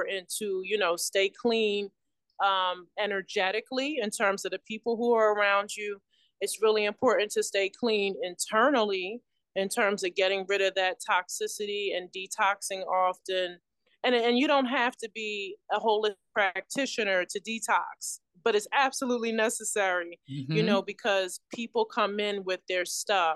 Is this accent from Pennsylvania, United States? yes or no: yes; Philadelphia, Pennsylvania, United States; I was born in West Philadelphia, and my mom, you know, she went to high school in West Philadelphia